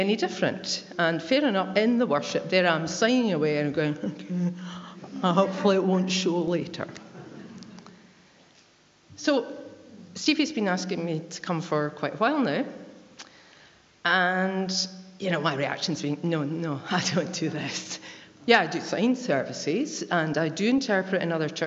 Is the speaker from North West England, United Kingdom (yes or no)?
no; West Lothian, Scotland, United Kingdom; I am not a preacher, I am a signer from West Lothian.